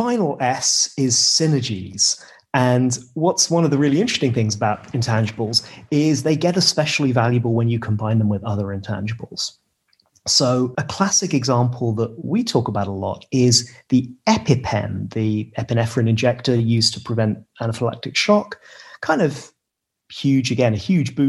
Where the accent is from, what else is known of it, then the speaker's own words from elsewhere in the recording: United Kingdom; as a British person